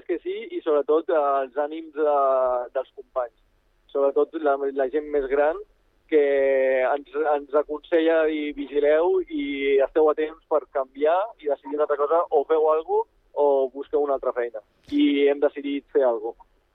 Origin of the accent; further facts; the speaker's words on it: Baix Llobregat, Catalonia, Spain; soc pagès de Baix Llobregat